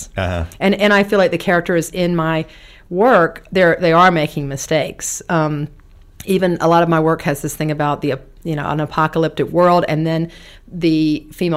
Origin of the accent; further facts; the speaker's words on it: the South, United States; moved away as an adult; also born or lived in Berlin; I'm from the South